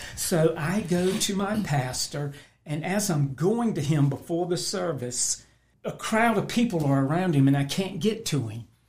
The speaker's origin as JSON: {"language": "English", "town": "Roanoke Rapids", "region": "North Carolina", "country": "United States", "tie": "born or raised there", "said": "my family moved to Roanoke Rapids"}